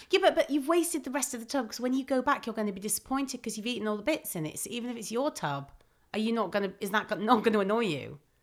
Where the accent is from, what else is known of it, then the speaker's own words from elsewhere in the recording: Manchester, North West England, United Kingdom; accent: mild Mancunian; I'm from Manchester